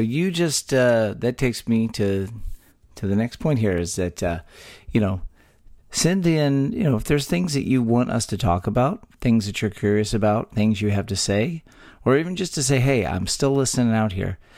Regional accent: Texas, United States; born or raised there

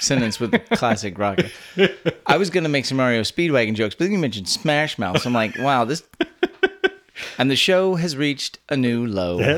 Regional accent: Texas, United States; born or raised there

